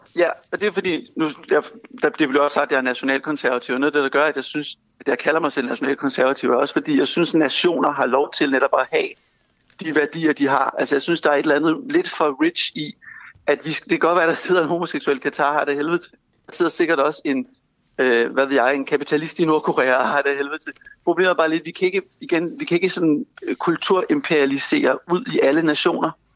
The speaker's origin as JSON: {"language": "Danish", "country": "Denmark"}